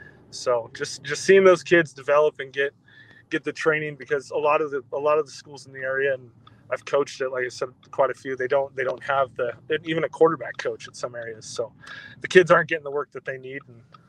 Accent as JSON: {"language": "English", "town": "Spokane Valley", "region": "Washington", "country": "United States", "tie": "born or raised there", "said": "So, like you said … I grew up in the Spokane Valley, which is just on the other side of the state line from Post Falls."}